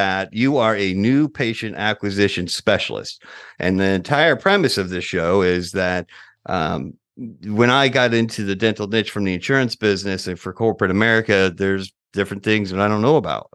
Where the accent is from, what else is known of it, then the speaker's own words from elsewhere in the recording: Florida, United States; now in Atlanta, United States; I'm originally from Florida